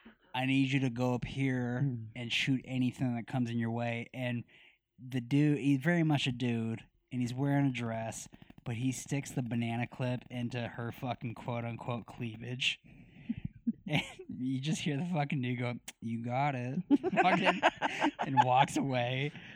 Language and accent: English; Myrtle Beach, South Carolina, United States; Hey, I'm from Myrtle Beach, South Carolina. I just want to tell everybody.